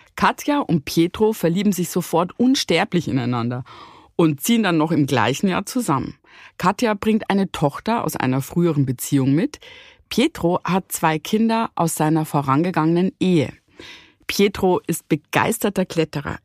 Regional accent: Bavarian Forest, Germany; wir sind ja im bayerischen Wald äh, mhm. groß geworden

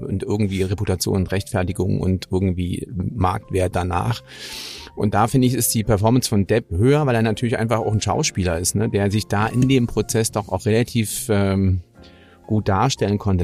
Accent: Germany; für uns als Deutsche

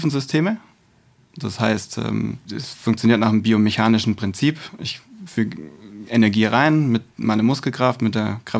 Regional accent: Stuttgart, Baden-Württemberg, Germany; born there; bin gebürtiger Stuttgarter, ähm, das heißt Kind des Südens, wird man an der einen oder anderen Stelle wahrscheinlich auch merken.

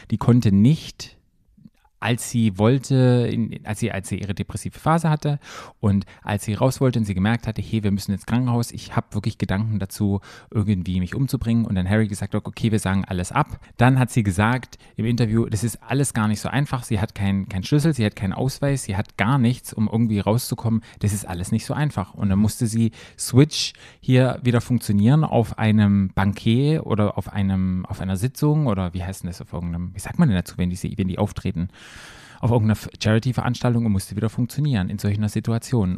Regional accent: Germany; für mich als Deutscher

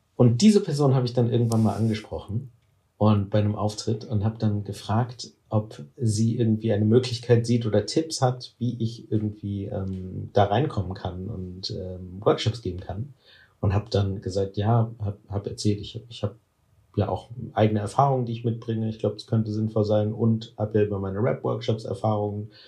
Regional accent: Cologne, North Rhine-Westphalia, Germany; ich komme aus Köln

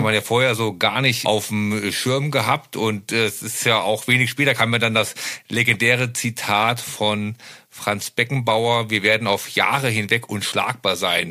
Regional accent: Germany; Ich bin sehr nah an der Grenze aufgewachsen. Es waren nur 20 Kilometer bis in die damalige DDR

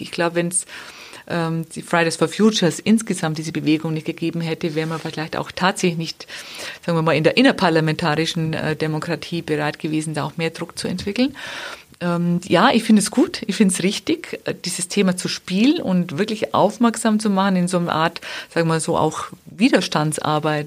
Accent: Wemding, Bavaria, Germany; dass ich selber Trainerin war dann in meiner Heimatstadt Wemding

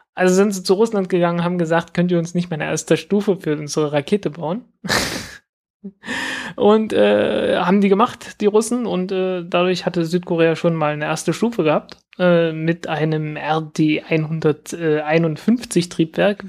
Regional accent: Zeitz, Saxony-Anhalt, Germany; meiner Heimatstadt Zeitz

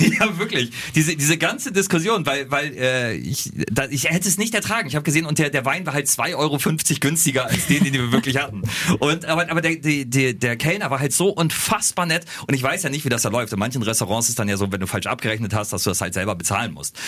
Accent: Germany; wir sind Deutsche

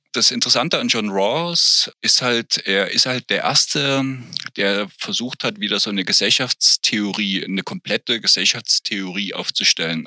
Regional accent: East Germany, Germany; als Kind im Sportunterricht, als eingeführt wurde, das war noch zu Ostzeiten

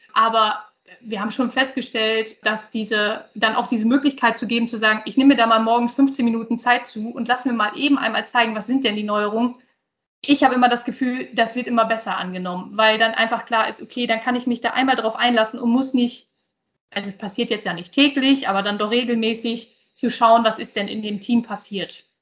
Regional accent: Osnabrück, Lower Saxony, Germany; bin hier auch in der Region aufgewachsen, also ein, ein Gewächs hier

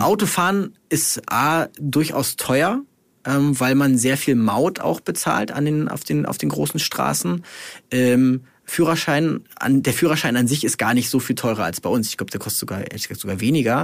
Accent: Germany; hier bei uns in Deutschland

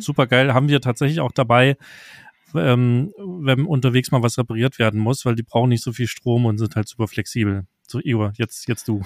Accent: Saxony, Germany

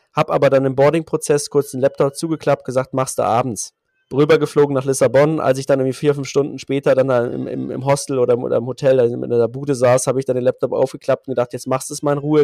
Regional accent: Berlin, Germany; ich bin äh, Berliner, 37

